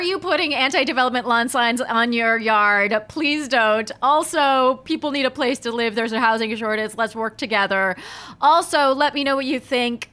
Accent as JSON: {"language": "English", "town": "Palm Springs", "region": "California", "country": "United States", "tie": "born or raised there", "said": "my hometown of Palm Springs, California"}